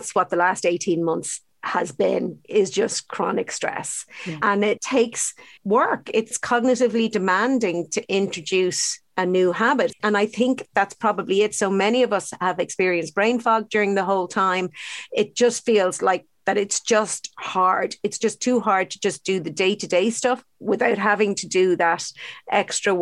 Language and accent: English; Ireland; would have been brought up with very unhealthy diets, actually, to be honest, as Irish kids.